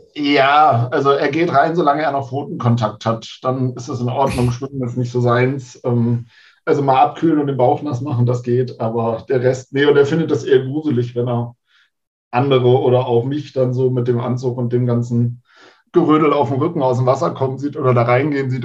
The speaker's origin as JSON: {"language": "German", "region": "Hamburg", "country": "Germany", "tie": "born or raised there", "moved": "yes", "lives_now": "Bremen, Germany", "said": "Also ich komme aus Hamburg ursprünglich, bin da geboren und bin dann für die Nordlichter in die verbotene Stadt gezogen und lebe mittlerweile in Bremen"}